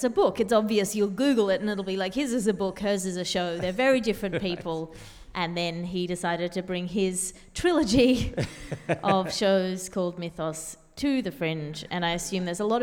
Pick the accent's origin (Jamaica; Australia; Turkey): Australia; Sydney, New South Wales; born or raised there